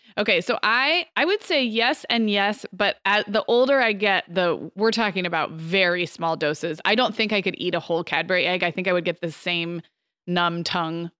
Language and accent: English; California, United States; moved away; also born or lived in Arizona; growing up in California, living in Arizona